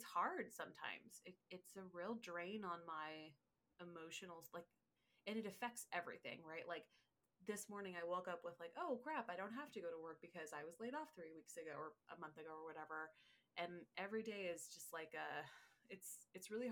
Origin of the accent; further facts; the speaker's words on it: California, United States; moved away as an adult; also born or lived in San Francisco; now in Washington, United States; I grew up in California